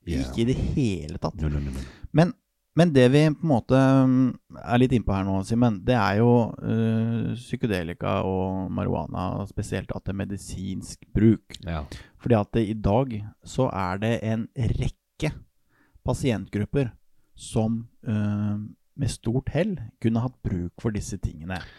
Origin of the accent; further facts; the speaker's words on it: Norway; jeg er nordmenn